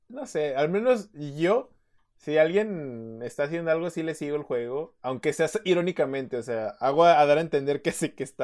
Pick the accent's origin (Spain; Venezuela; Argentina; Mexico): Mexico; Dije, ah, from Mexico, my boy.